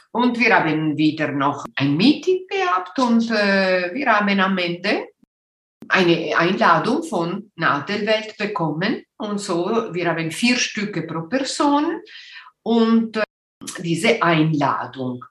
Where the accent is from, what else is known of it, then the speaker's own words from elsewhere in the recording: Ticino, Switzerland; first language Italian; German is a second language; also born or lived in Göttingen / Winterthur; ich bin aus äh, Tessin, die italienische Teil äh, vom äh, Switzerland